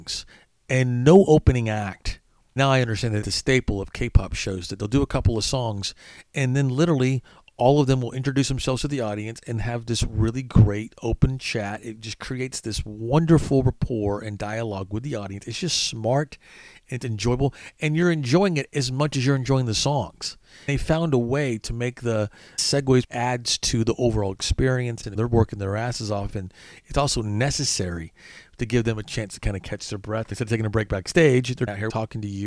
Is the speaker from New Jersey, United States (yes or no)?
no; Arkansas, United States; I'm from Arkansas